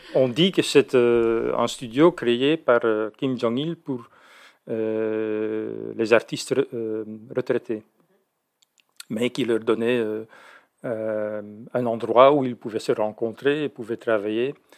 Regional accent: Belgium; now in Netherlands; je suis belge

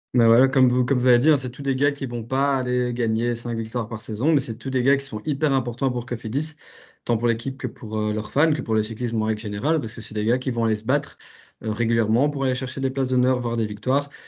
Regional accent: Belgium; en tant que Belge

